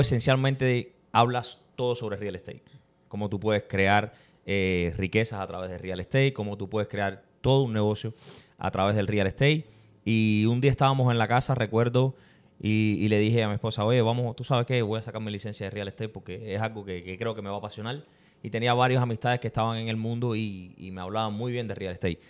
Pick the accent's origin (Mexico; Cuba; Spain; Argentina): Cuba; now in Tampa, United States; como todo cubano, como todo inmigrante, eh, llegamos a este país persiguiendo un sueño